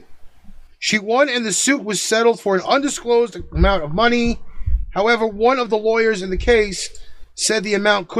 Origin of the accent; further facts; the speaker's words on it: New York City, New York, United States; I am from Brooklyn